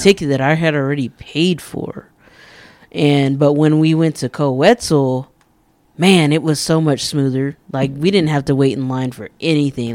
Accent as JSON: {"language": "English", "town": "Amarillo", "region": "Texas", "country": "United States", "said": "I'm from Amarillo"}